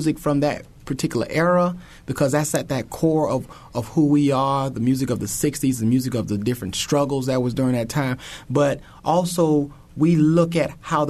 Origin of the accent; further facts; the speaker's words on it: Lake Worth, Florida, United States; moved away as an adult; also born or lived in Florence, South Carolina / Indiana; I was born in Florence, South Carolina, and I grew up in Florida, Lake Worth, a small town called Lake Worth, Florida